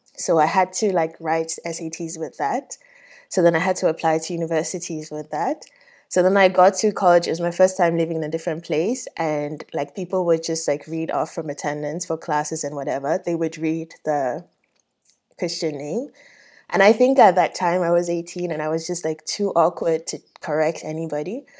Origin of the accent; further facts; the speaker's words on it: Ghana; moved away; also born or lived in Nigeria; I grew up in Ghana